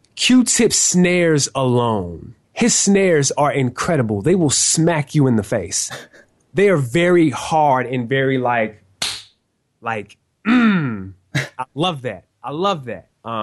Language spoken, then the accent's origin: English; the South, United States; we're from the South. We have, you know, a East Coast underground influence